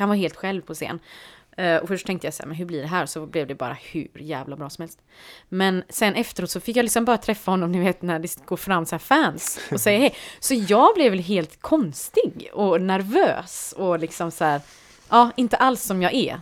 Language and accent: Swedish; Partille, Västra Götaland, Sweden; jag växte upp i Partille